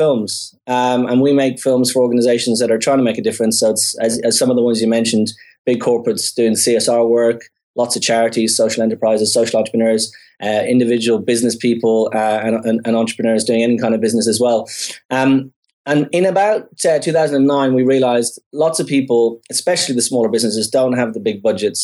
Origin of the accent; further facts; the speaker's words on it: Dublin, Leinster, Ireland; moved away as an adult; I grew up in Dublin, as you said, in Ireland